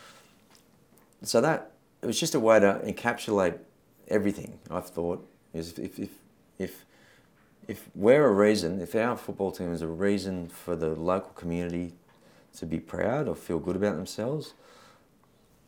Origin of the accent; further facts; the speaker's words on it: Sydney, New South Wales, Australia; also born or lived in New Zealand; now in Penrith, Australia; We're originally from the Northern Beaches